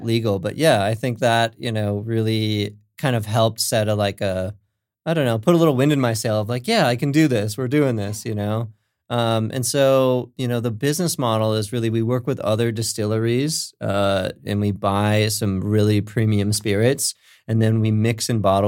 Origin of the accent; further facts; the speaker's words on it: Minnesota, United States; also born or lived in California; now in Lakewood, United States; I was born in California, but raised in Minnesota, so I got some, some Midwest roots.